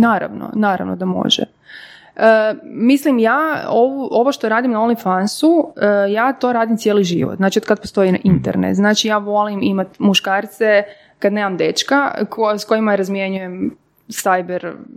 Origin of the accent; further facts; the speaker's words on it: Podravina, Croatia; moved away; ja sam iz Podravine e, rodom